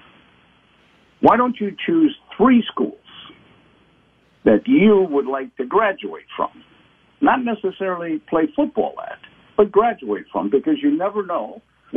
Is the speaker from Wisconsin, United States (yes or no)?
yes; Appleton, Wisconsin, United States; moved away; growing up in Appleton, Wisconsin